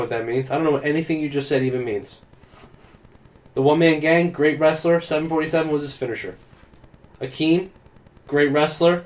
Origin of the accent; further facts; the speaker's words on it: Williamstown, United States; Williamstown uh, Williamstown, uh, my hometown